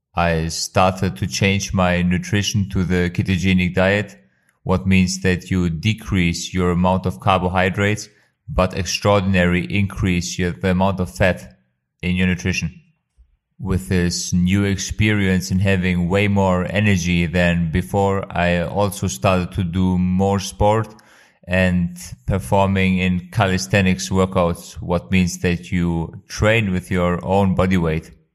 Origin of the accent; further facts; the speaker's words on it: Kosovo; now in Germany; I am originally from Kosovo but living in Germany